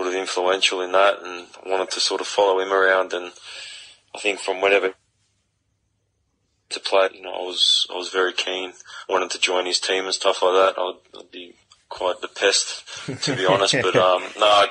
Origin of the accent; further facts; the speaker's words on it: Sydney, New South Wales, Australia; moved away; grew up at Western Sydney, know the area very well. I know it's changed a little bit since I last lived there